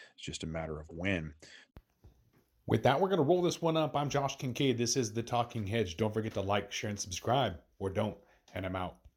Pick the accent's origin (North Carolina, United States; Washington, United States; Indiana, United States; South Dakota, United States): Washington, United States; I'm from Washington